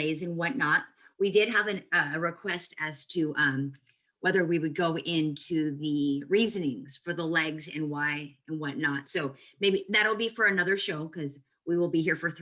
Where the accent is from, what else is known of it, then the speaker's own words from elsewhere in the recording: San Francisco Bay Area, California, United States; we grew up in the Bay Area